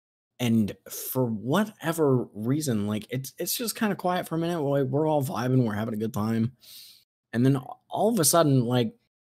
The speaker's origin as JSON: {"language": "English", "region": "Midwest", "country": "United States", "said": "I'm from the Midwest"}